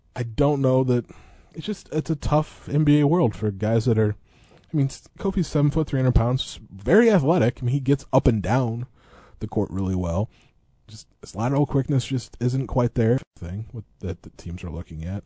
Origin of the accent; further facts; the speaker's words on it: Eureka, Illinois, United States; growing up in Eureka